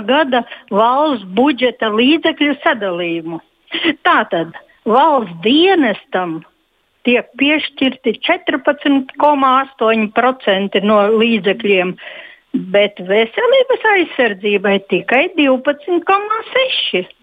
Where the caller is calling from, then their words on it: Riga, Latvia; Oh, ļoti lielu izbrīnu, es no Rīgas, lielu izbrīnu radīja